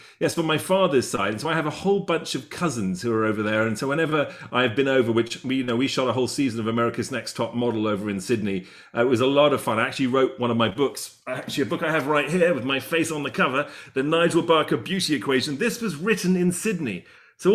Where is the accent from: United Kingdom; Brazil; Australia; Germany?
United Kingdom; London; accent: English; I'm from Chelsea, London.